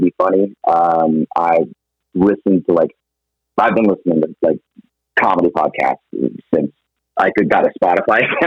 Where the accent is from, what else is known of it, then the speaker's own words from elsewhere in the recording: Atlanta, Georgia, United States; moved away as an adult; also born or lived in Virginia / Phoenix, Arizona; I'm originally from Atlanta, Georgia. Lived there 20